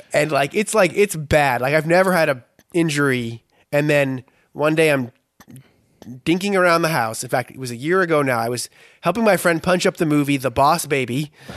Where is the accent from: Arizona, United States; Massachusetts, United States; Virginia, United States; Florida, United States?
Massachusetts, United States; Boston; moved away as an adult; also born or lived in Philadelphia; I grew up in Boston